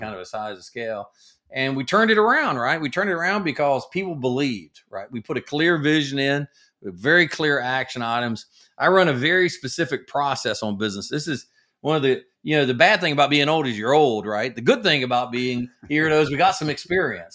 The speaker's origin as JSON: {"language": "English", "region": "the South", "country": "United States", "tie": "born or raised there", "said": "I grew up in the South"}